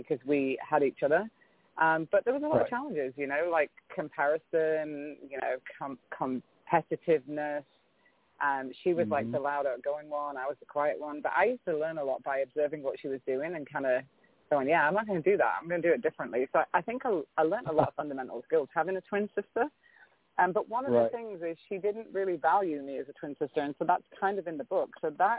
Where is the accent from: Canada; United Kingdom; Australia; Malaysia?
United Kingdom; England; now in San Diego, United States; I was born in England, raised in the UK by two American parents